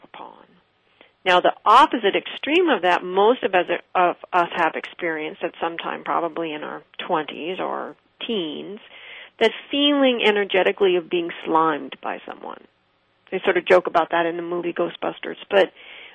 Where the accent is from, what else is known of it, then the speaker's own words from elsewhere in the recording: West Coast, United States; I did not grow up in New York. I grew up on the West Coast